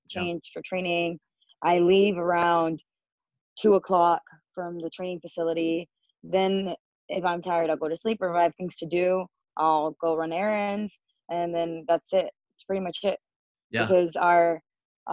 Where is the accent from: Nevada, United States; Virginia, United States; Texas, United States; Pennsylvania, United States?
Texas, United States; San Antonio; moved away as an adult; also born or lived in Houston, Texas; now in Mexico City, Mexico; my hometown, San Antonio, or well, it's not really my hometown, but I grew up there